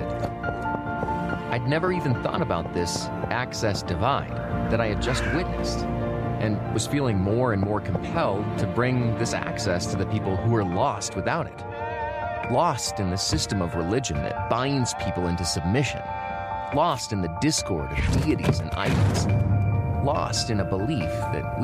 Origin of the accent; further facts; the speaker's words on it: United States; I'm from America, and in my town, there was a church on practically every corner.